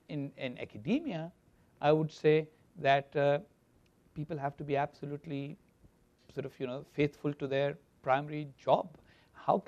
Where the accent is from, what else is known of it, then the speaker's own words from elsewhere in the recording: Pakistan; I am a Pakistani and I'm concerned about Pakistan